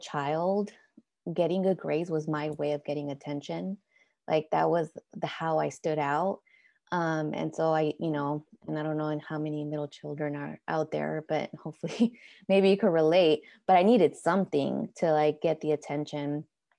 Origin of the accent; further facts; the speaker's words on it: Oakland, California, United States; was also born and raised in Oakland with parents from Mexico